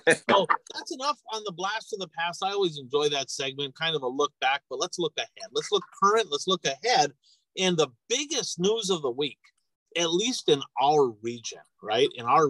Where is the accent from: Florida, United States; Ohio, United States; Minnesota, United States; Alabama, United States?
Minnesota, United States; Hibbing; I remember growing up in Hibbing, Minnesota.